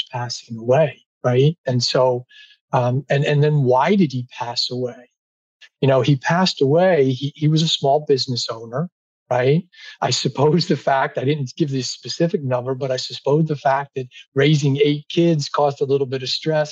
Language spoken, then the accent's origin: English; near Atlantic City, New Jersey, United States; where I grew up in South Jersey by Atlantic City